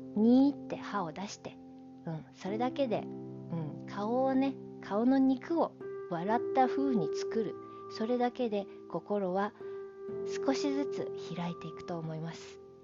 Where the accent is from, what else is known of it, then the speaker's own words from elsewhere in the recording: Japan; 私はずっとこの日本で育ってる